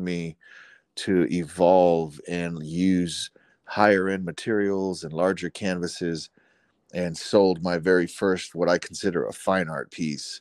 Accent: Dallas, Texas, United States; I grew up in Oak Cliff, Dallas, Texas.

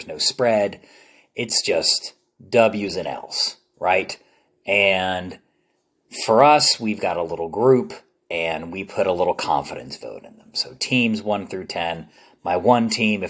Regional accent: New Jersey, United States; now in Dallas, United States; I grew up back east in New Jersey

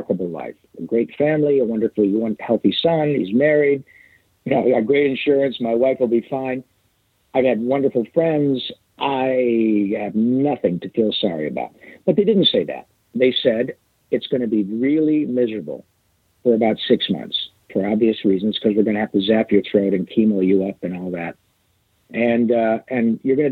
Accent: Michigan, United States; I grew up playing hockey in Michigan

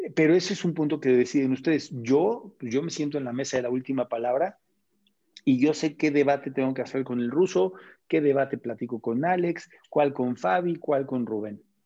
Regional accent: Mexico; soy mexicano

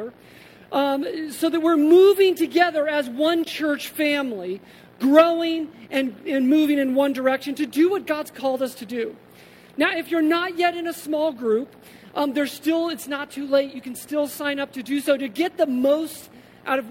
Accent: Colorado, United States; also born or lived in New Jersey / Massachusetts; now in Davis, United States; growing up in Colorado, spending 15 years in the Northeast, you know, 5 in a commuter community in central Jersey to Manhattan, another 10 in Massachusetts

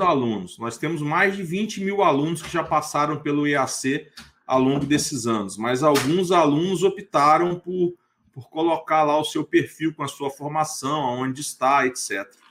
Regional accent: Itaperuna, Rio de Janeiro, Brazil; also born or lived in Niterói / Vitória, Espírito Santo; now in Goiânia, Brazil; Eu sou natural de Itaperuna, interior do estado do Rio de Janeiro

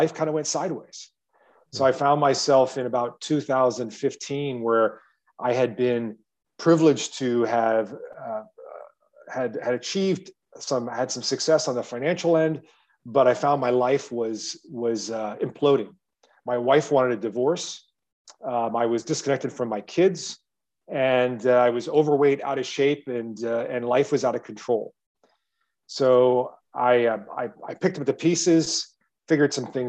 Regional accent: Ohio, United States; moved away as an adult; also born or lived in China; I'm from Ohio originally, middle-class kid, was raised in a wealthy neighborhood.

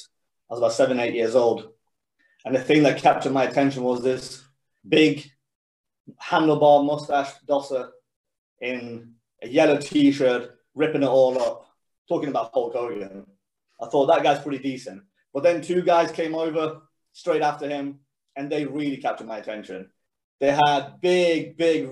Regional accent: Sweden; now in England, United Kingdom; when you're born and raised in Sweden

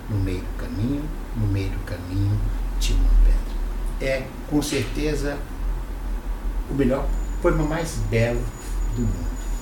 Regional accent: Fortaleza, Ceará, Brazil; now in São Paulo, Brazil; eu nasci em Fortaleza, sou o único cearense da família, mas nasci por acaso

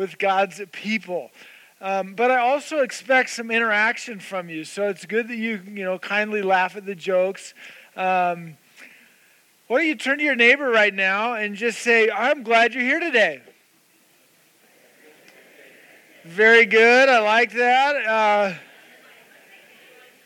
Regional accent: the Valley, Idaho, United States; moved away as an adult; also born or lived in Atlanta, Georgia / Boise; I grew up here in the Valley. I went to Bora High School, went to NNU

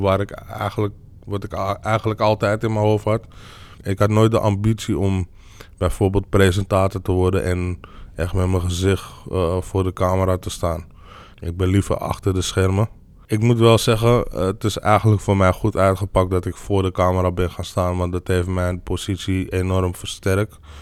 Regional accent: Amsterdam, North Holland, Netherlands; ik ben gewoon hier in Nederland geboren. Alleen ik ben gewoon anders opgegroeid dan de meeste autochtone Nederlanders. Omdat ik gewoon in een buurt ben opgegroeid waar niet zoveel autochtone Nederlanders woonden

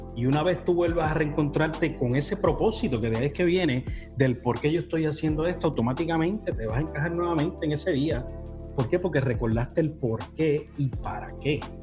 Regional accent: Humacao, Puerto Rico; yo soy natural de Humacao, madre nicaragüense

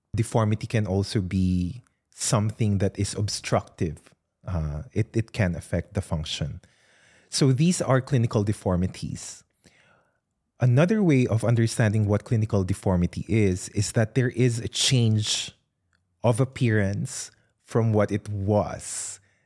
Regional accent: Philippines; now in Australia; I did not grow up in Australia, I grew up in the Philippines

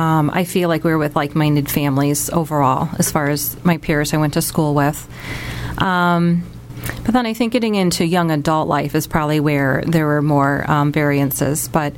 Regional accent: Sylvania, Ohio, United States; I was born and raised in Sylvania, Ohio, so I haven't wandered very far from home.

